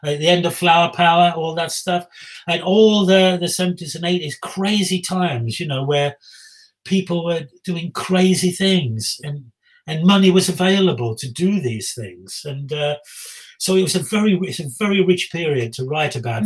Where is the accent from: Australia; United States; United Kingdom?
United Kingdom; Black Country, West Midlands; I'm from the Black Country